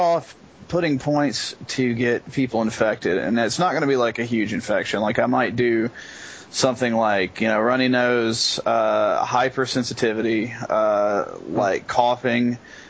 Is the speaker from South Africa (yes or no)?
no; United States; I'm American